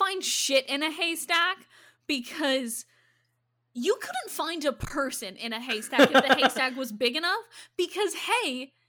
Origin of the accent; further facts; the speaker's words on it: Iowa, United States; Hi, I grew up in Iowa. I'm angry about it.